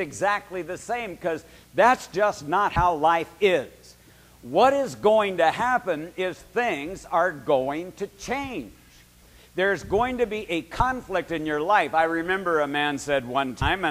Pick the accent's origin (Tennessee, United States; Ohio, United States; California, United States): California, United States; Berkeley; I lived at 2142 Ward Street in Berkeley, California, and I was 11 years old